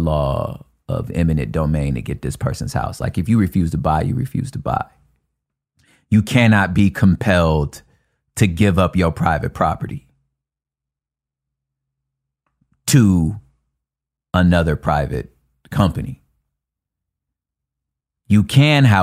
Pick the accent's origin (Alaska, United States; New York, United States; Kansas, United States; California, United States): California, United States; I'm a Californian